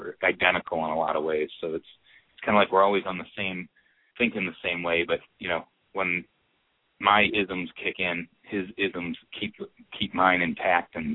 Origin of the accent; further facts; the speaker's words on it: Schaumburg, Illinois, United States; me and Adam both grew up here in Chicago, actually in the suburbs of Chicago, but we just call it Chicago rather than sitting there and saying, I'm from Schaumburg, Illinois